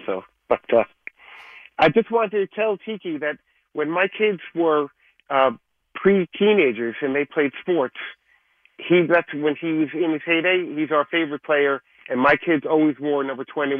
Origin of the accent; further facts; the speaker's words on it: New York, United States; We're all from New York, lived here our whole lives.